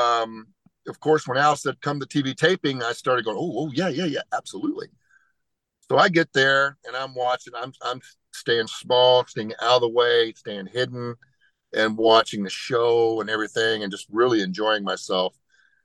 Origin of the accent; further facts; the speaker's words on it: Henryville, Indiana, United States; a little town called Henryville, Indiana.